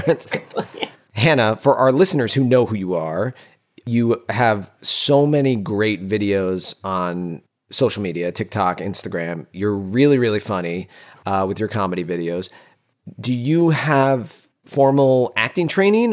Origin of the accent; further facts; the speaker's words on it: Northeast, United States; We're Italians from the Northeast